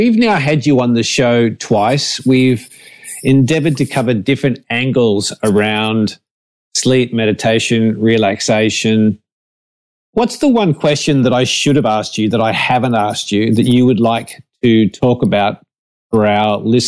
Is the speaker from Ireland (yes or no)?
no; North Queensland, Australia; I grew up in North Queensland as a kid